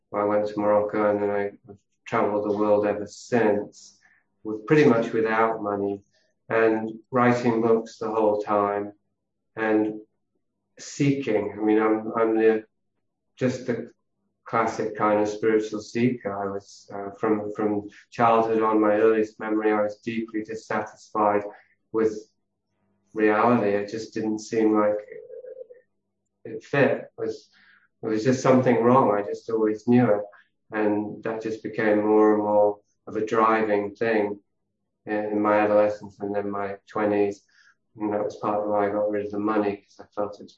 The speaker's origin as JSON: {"language": "English", "region": "Yorkshire and the Humber", "country": "United Kingdom", "tie": "born there", "said": "So I was born in Yorkshire, uh, in the north of England, into a wealthy family who were entrepreneurs, pioneers"}